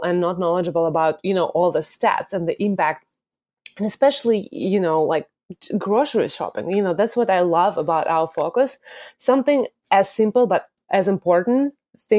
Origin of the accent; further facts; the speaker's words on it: Moscow, Russia; accent: Russian; English is a second language; moved away as an adult; now in United States; Obviously, the accent part comes from Russia. I'm originally from Russia, from Moscow, and I came here to swim for a university